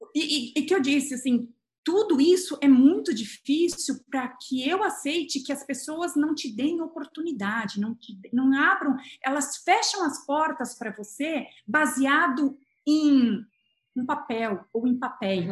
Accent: Brazil; moved away as an adult; also born or lived in England; eu sou brasileira

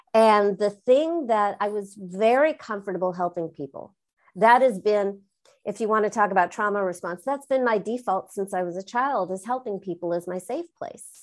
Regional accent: Southern California, United States; I'm from Southern California

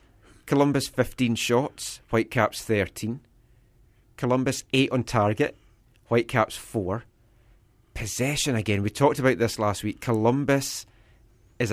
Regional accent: Scotland, United Kingdom; accent: Scottish; now in Vancouver, Canada

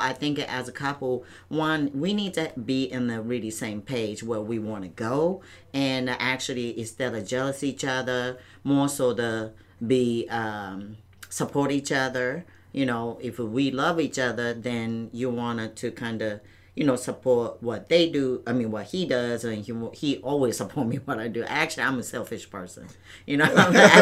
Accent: Towada, Aomori, Japan; also born or lived in Misawa, Japan; now in United States; I'm from Aomori, state name is Aomori, and the city name is Towada City.

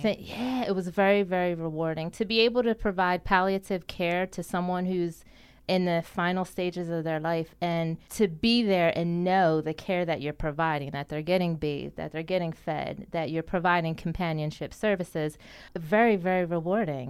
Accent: Deptford Township, New Jersey, United States; I grew up in Duffer Township, New Jersey. Um, I did my elementary, middle, and high school years there.

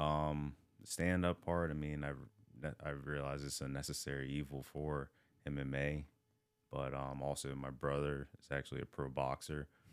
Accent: Hagerstown, Maryland, United States; also born or lived in Baltimore; I grew up in Hagerstown. Um, I grew up also in Baltimore, like, here and there

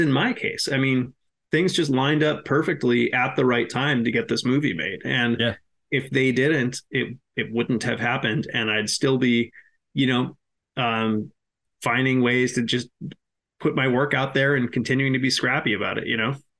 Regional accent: Massachusetts, United States; I'm from Massachusetts

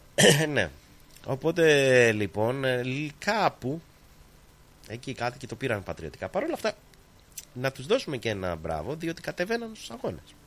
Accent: Greece; now in Australia

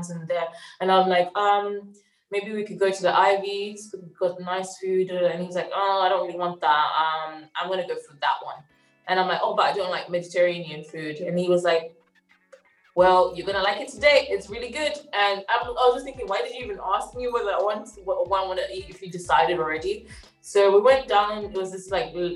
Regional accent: Zimbabwe; I'm from Zimbabwe.

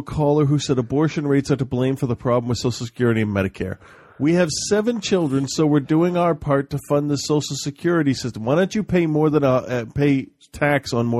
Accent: Pennsylvania, United States; my home state

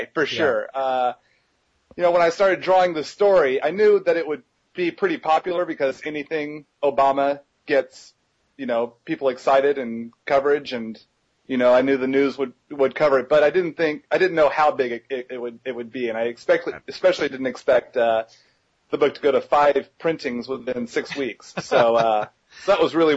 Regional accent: Texas, United States; my hometown in Texas

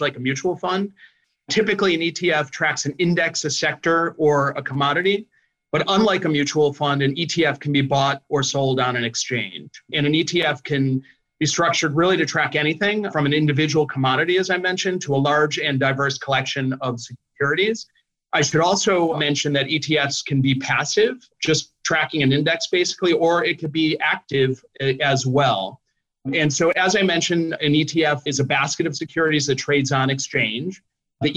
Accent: Chicago, Illinois, United States; now in New Jersey, United States; hometown, born and raised in Chicago, Illinois, and live in New Jersey at the moment

